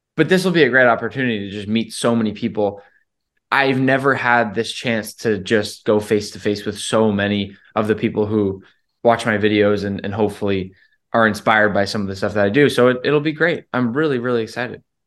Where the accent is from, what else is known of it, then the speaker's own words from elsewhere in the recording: Rhode Island, United States; now in Boston, United States; I grew up in Rhode Island, and I've been in Boston for so long.